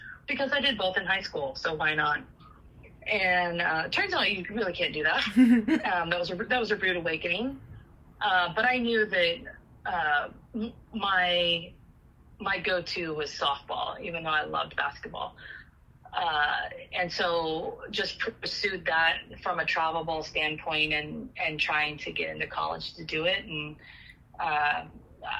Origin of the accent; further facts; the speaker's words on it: Sonora, California, United States; moved away as an adult; also born or lived in Chico, California; I'm originally from Sonora, which is about 3.5 hours from Chico, and it's in the Sierra Nevadas, kind of on the west side of Yosemite up in the Sierra Nevadas